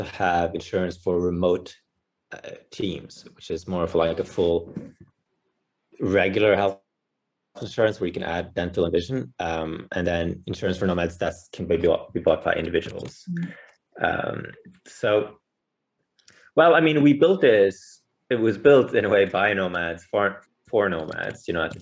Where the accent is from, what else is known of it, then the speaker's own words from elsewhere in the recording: Bergen, Vestland, Norway; I grew up in Norway, on the western coast of Norway in Bergen.